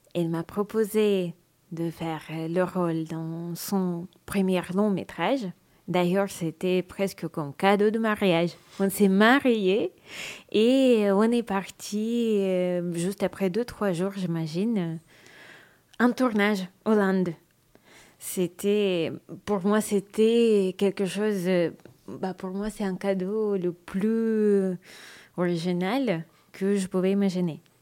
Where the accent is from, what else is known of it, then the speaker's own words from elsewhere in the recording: Moscow, Russia; French is a second language; Je viens de Moscou.